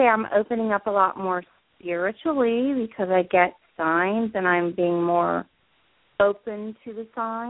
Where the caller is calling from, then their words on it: New Jersey, United States; I'm calling from New Jersey.